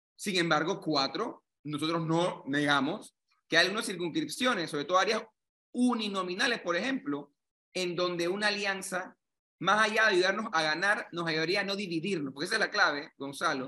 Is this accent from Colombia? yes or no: no; Panama; que somos todos los panameños